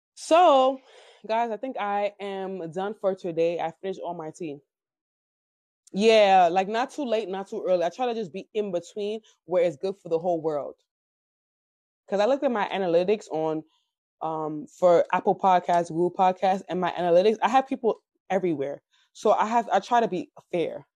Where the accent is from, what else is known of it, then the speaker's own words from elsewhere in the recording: Nigeria; I'm African. I'm Nigerian